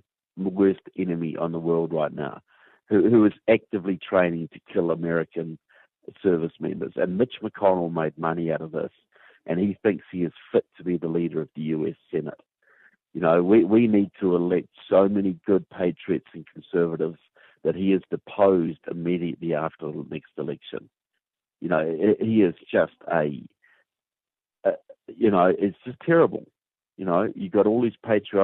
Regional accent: New Zealand; accent: southern; as you can tell by my southern accent, I'm from New Zealand

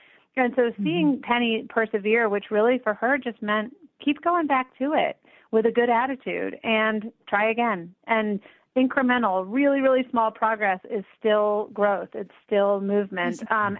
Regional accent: United States; both because I'm an American and also because I have an able body

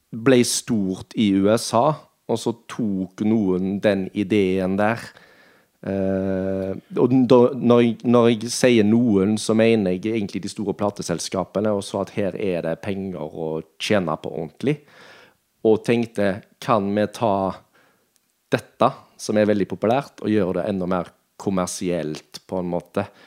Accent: Norway; Vi kom jo fra, fra Nordheim

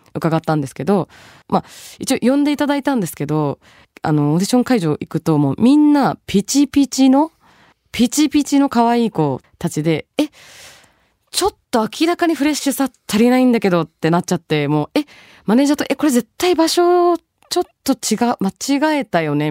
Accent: Tokyo, Japan; born or raised there; also born or lived in Bangladesh

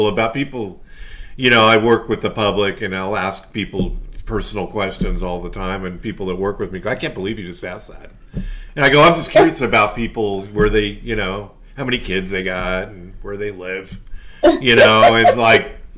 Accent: San Francisco Bay Area, California, United States; I grew up in San Francisco Bay Area

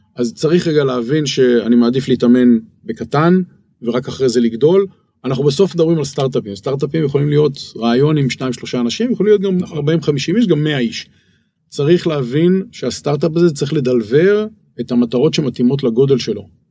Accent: Israel; now in Bangkok, Thailand

